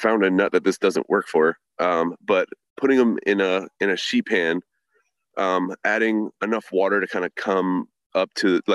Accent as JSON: {"language": "English", "town": "Virginia Beach", "region": "Virginia", "country": "United States", "tie": "born or raised there", "also_born_or_lived": "New York", "said": "I was born in New York, but I grew up in Virginia Beach"}